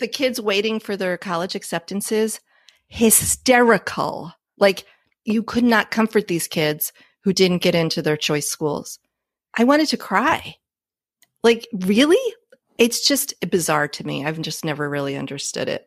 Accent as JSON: {"language": "English", "region": "New Jersey", "country": "United States", "tie": "born or raised there", "said": "I grew up in New Jersey a gajillion years ago"}